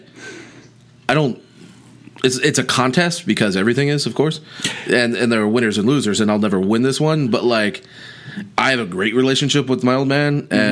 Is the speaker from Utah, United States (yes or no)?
no; Houston, Texas, United States; moved away; also born or lived in Alexandria; I grew up in Houston